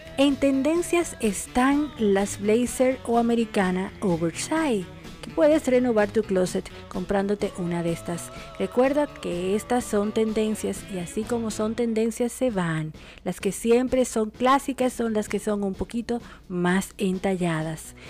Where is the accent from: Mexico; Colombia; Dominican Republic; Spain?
Dominican Republic; now in Argentina; República Dominicana, mi país, mi tierra, mi patria